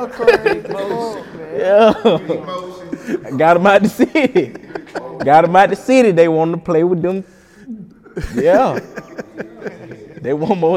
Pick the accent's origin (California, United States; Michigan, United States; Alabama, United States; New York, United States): Alabama, United States; I'm from Alabama